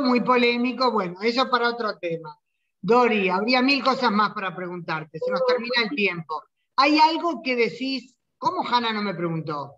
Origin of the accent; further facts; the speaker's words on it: Uruguay; now in Israel; amo tanto a Uruguay, yo no vine por nada malo de Uruguay, vine porque como judía quería vivir en el Estado judío